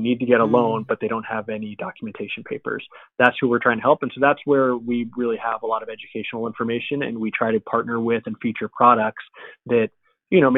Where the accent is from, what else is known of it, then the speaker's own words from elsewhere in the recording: Los Angeles, California, United States; I grew up